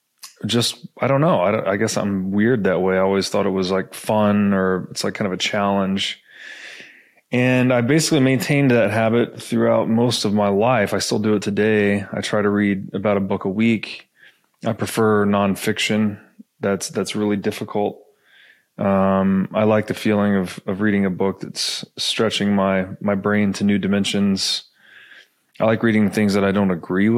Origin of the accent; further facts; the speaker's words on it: Tennessee, United States; I grew up in Tennessee